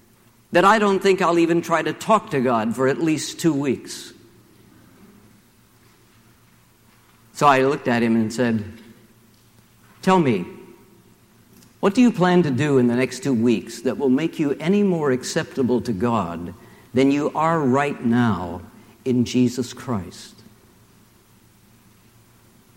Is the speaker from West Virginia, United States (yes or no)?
yes; Charleston, West Virginia, United States; my hometown of Charleston, West Virginia